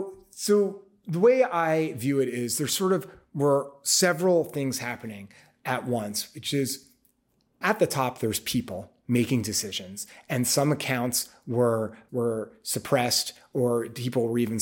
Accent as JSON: {"language": "English", "region": "New York", "country": "United States", "said": "I mean, I because I'm a New Yorker, mm-hmm. I've always walked everywhere."}